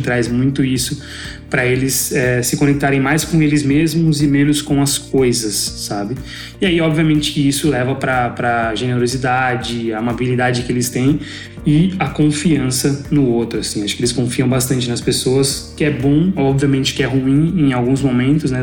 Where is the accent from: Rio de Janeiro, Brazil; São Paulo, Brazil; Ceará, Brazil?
São Paulo, Brazil; moved away as an adult; now in Thailand